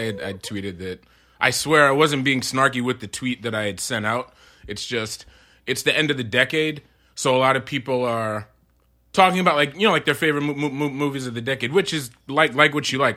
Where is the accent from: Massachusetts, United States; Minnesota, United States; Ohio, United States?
Massachusetts, United States; Amherst; also born or lived in Queens, New York; I was born in Queens, but we moved to Massachusetts, uh, when I was seven